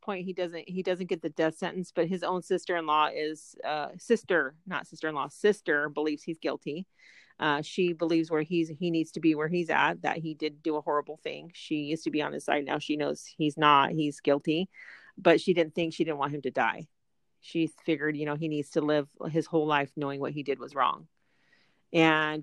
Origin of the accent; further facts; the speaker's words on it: Southern California, United States; growing up in Southern California